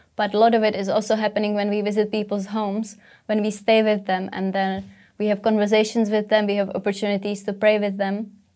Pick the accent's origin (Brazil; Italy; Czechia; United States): Czechia; English is a second language; moved away as an adult; now in England; I come from Czech Republic